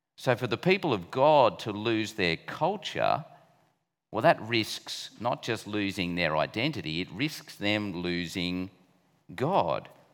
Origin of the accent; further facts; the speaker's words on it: Australia; as an Aussie